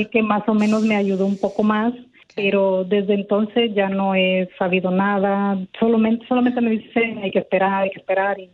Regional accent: Honduras; moved away; also born or lived in Mexico / United States; yo soy hondureña

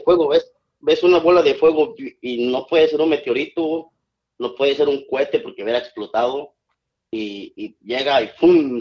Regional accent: San Lorenzo Cacaotepec, Etla, Oaxaca, Mexico; moved away; Cuando estaba chiquito en mi, pueblo, vengo de un pueblo de Oaxaca

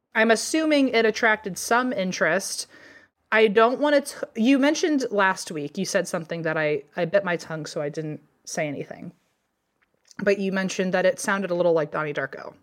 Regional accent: Virginia, United States; growing up in Virginia

